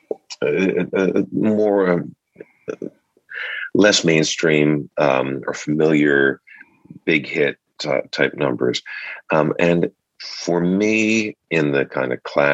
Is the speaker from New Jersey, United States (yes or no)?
yes; Cranford, New Jersey, United States; also born or lived in Spring Lake, New Jersey; Grew up in Cranford and Spring Lake.